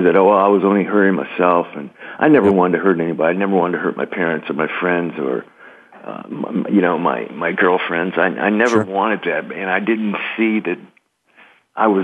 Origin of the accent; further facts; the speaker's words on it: Los Angeles, California, United States; also born or lived in New Jersey; I'm from Los Angeles. I went back east to school.